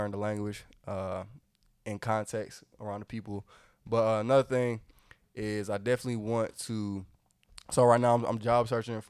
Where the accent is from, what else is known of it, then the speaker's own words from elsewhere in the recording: Atlanta, Georgia, United States; Right, I'm from Atlanta.